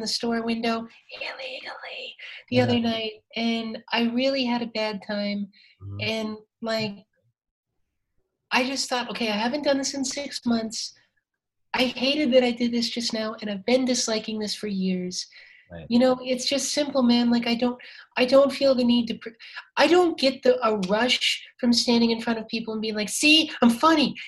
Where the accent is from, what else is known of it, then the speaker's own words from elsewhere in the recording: South Dakota, United States; moved away; I grew up a closeted trans person growing up in South Dakota